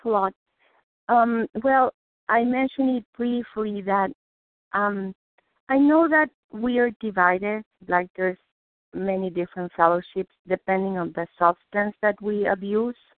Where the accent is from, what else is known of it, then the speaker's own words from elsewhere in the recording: Mexico City, Mexico; English is a second language; now in Massachusetts, United States; I was born, I'm Jewish, I was born in Mexico City